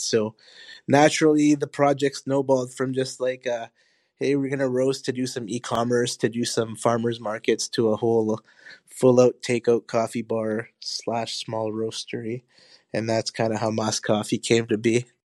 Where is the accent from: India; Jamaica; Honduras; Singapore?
Honduras; now in Winnipeg, Canada; I was born in Honduras. My family is from Honduras.